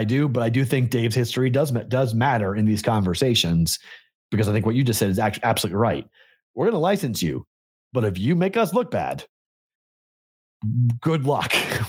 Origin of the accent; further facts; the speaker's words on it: Massachusetts, United States; I grew up on the North Shore of Boston.